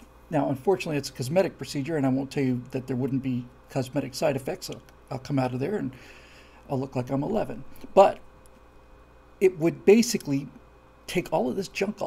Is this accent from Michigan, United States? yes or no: no; Florida, United States; I'm from Florida, where everything is flat and straight